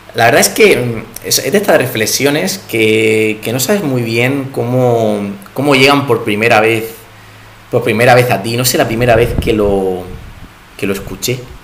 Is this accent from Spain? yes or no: yes; Spain; como buenos españoles que somos